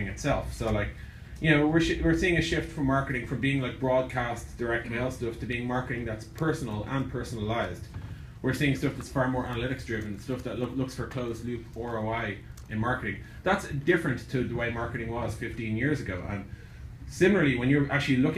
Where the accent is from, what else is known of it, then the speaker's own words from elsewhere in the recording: Ireland; The strange accent you're hearing is I'm from Ireland, which is about 8,300 miles away